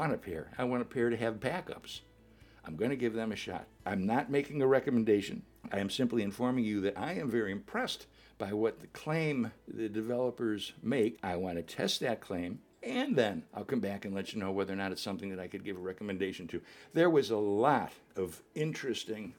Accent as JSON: {"language": "English", "town": "Chicago", "region": "Illinois", "country": "United States", "tie": "born or raised there", "said": "I grew up in Chicago"}